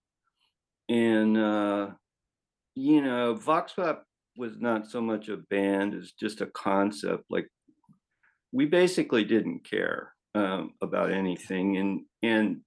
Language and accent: English; Phoenix, Arizona, United States; moved away; also born or lived in Los Angeles; I'm from Phoenix